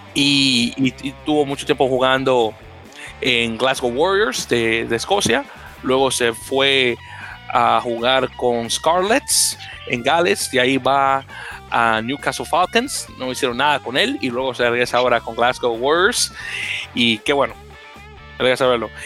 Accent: Dominican Republic; no niego mi descendencia africana, como muchos dominicanos

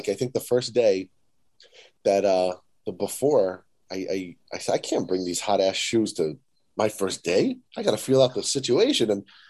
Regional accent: New York City, New York, United States; New York. So it was Manhattan, Brooklyn.

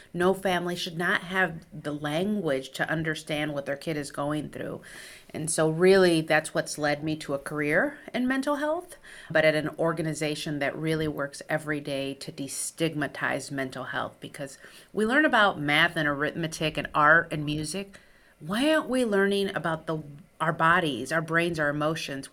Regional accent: Chicago, Illinois, United States; first language Spanish; English is a second language; I grew up on the south side of Chicago to a first generation Mexican-American family

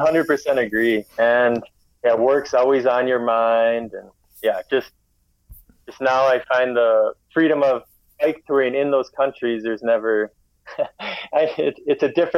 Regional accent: Minnesota, United States; moved away as an adult; also born or lived in Warsaw, Poland; I'm from Minnesota. That's in the U.S.

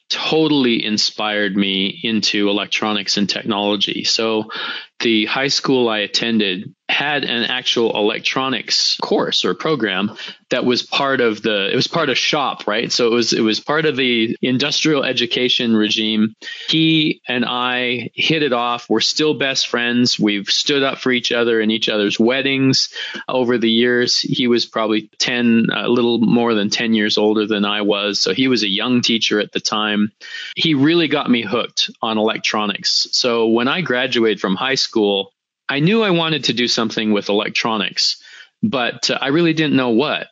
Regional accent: Western Canada, Canada; I grew up on a ranch in Western Canada

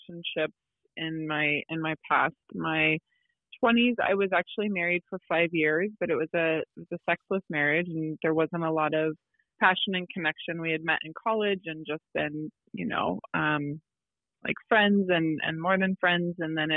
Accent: Midwest, United States; I'm from the Midwest as well

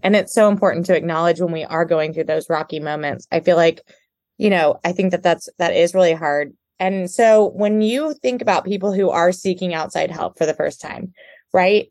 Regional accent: Houston, Texas, United States; I'm from Houston. I'm from a big city

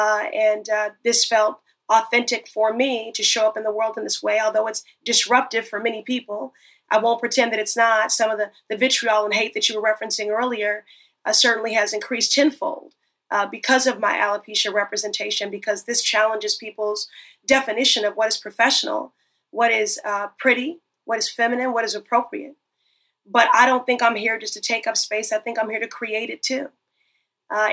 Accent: Chicago, Illinois, United States; growing up in Chicago, Harold Washington, the first Black mayor, there, that was the very first campaign I worked on at the age of 10 years old

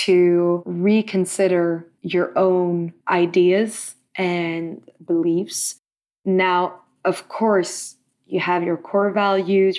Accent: Stockholm, Stockholm County, Sweden; I am from Stockholm

